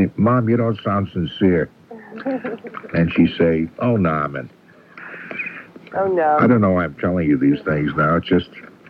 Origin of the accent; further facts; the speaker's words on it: Everett, Massachusetts, United States; I'm from Everett.